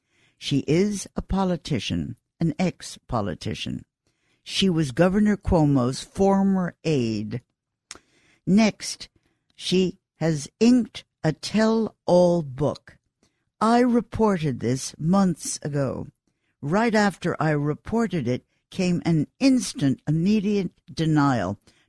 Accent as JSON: {"language": "English", "town": "Queens", "region": "New York", "country": "United States", "tie": "born there", "said": "Listen, I know Queens. I was born in Queens."}